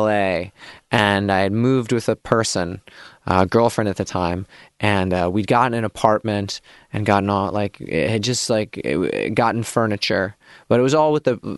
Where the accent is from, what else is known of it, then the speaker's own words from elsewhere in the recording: Midwest, United States; moved away; I'm from the Midwest